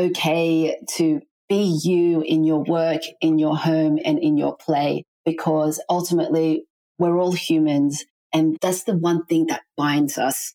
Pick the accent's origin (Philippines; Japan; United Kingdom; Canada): Philippines; my home country of the Philippines